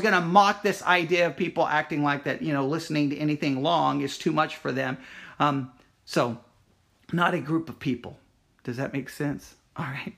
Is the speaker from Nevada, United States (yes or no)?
no; Texas, United States; I myself was born in Texas.